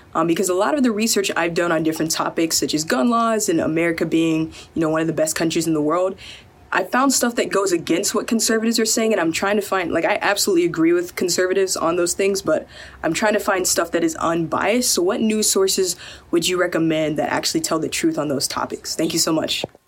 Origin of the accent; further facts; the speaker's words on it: Atlanta, Georgia, United States; moved away; I'm originally from Atlanta.